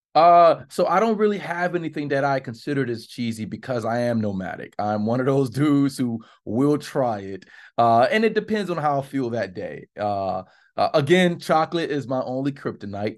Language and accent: English; South Florida, United States; I'm from Florida.